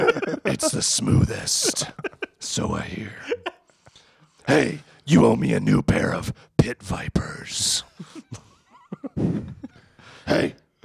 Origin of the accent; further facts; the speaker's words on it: Philadelphia, Pennsylvania, United States; So I'm like, I'm from Philly, and I'm the best thing